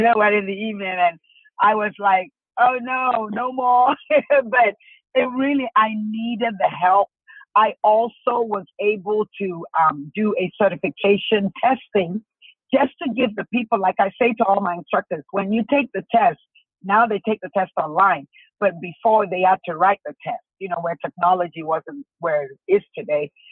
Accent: Ghana; moved away as an adult; also born or lived in Washington, DC area, United States; now in United States; I'm from Ghana, West Africa. And, uh, you know, I was born and raised there uh, all the way up to 21

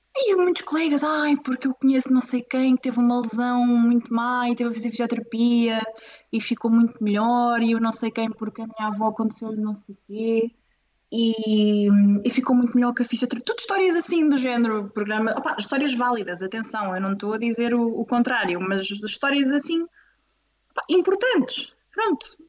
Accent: Coimbra, Centro, Portugal; moved away as an adult; now in Lisbon, Portugal; sou originária de Coimbra, mas agora estou em Lisboa

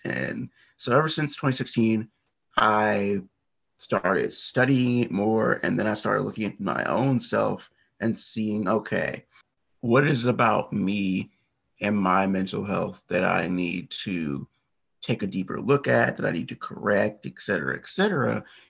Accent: United States; I am from the US. I'm not far from the Washington, D.C. area

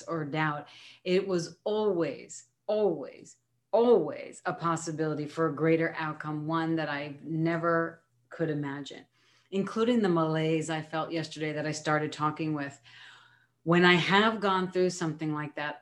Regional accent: New York, United States; being a New Yorker

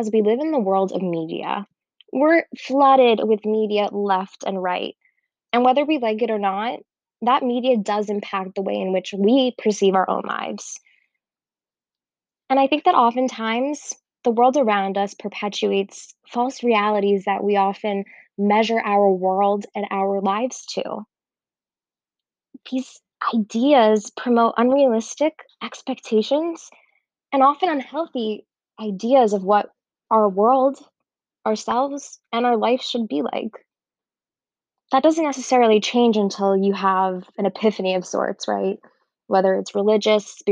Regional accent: Miami, Florida, United States; moved away as an adult; also born or lived in Israel; I grew up in Miami

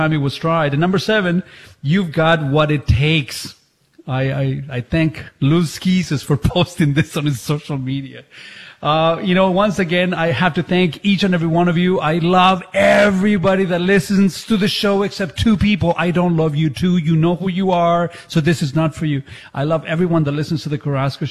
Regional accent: Chile; English is a second language; moved away; when I was growing up in Chile

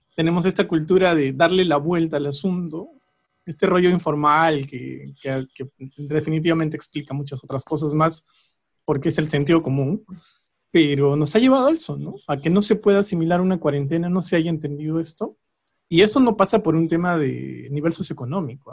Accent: Peru

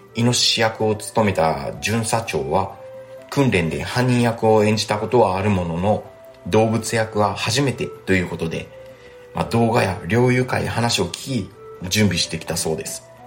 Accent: Imabari, Ehime, Japan; 私は今治市出身なんですけど

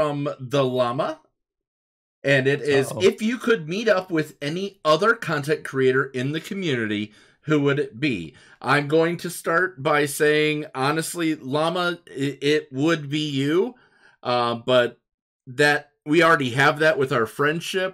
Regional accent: Toledo, Ohio, United States; the Italian restaurant that I grew up on in Toledo, Ohio, called Rosie's.

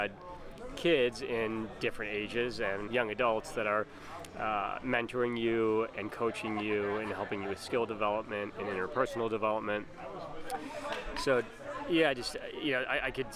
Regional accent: Highland Park, Illinois, United States; now in Austin, United States; I'm from Highland Park, Illinois, and more recently, I live in Austin

